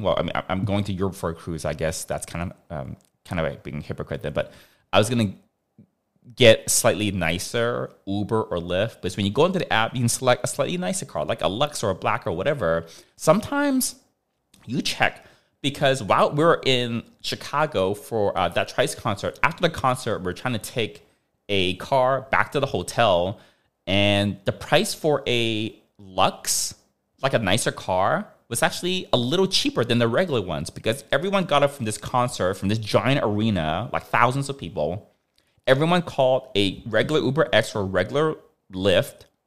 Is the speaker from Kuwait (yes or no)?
no; Hong Kong; moved away; we grew up in Hong Kong